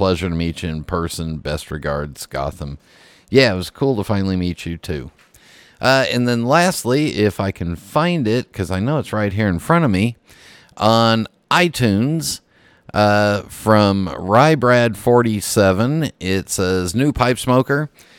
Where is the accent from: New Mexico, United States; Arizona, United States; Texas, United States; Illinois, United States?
Illinois, United States; Chicago; It brought back old memories of my earlier years in my hometown of Chicago. I used to work in the Loop